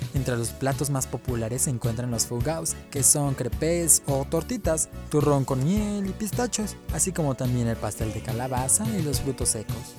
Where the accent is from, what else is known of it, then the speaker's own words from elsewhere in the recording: Mexico; así somos los varones mexicanos